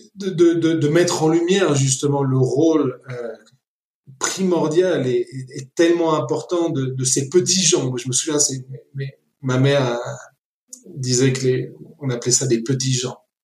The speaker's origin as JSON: {"language": "French", "country": "Argentina", "tie": "born or raised there", "also_born_or_lived": "Paris, France / France", "moved": "yes", "lives_now": "Nairobi, Kenya", "said": "je suis né à Paris, mais un mois après, on est retourné en Argentine, mes parents. Donc mon père est argentin, ma mère est française. Et donc j'ai grandi en Argentine euh, jusqu'à ce que mes parents décident de rentrer ensuite en France."}